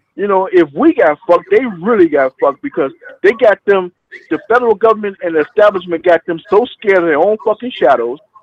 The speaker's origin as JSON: {"language": "English", "town": "Peoria", "region": "Illinois", "country": "United States", "moved": "yes", "lives_now": "Atlanta, United States", "said": "I'm from Peoria, Illinois"}